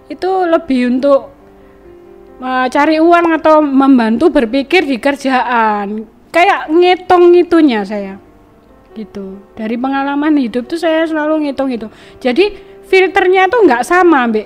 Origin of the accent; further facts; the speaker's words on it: Aceh, Indonesia; itu saya gini loh karena saya orang Aceh ya pengen apa ya kreatif atau uh, buka ya saya percantik.